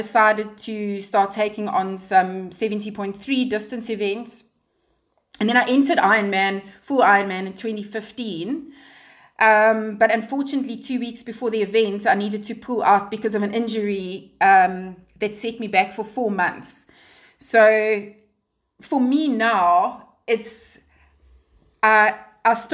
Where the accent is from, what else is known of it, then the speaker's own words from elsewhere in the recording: Pietermaritzburg, KwaZulu-Natal, South Africa; also born or lived in Durban / Ballito / Johannesburg; now in Cape Town, South Africa; I grew up in Pietermaritzburg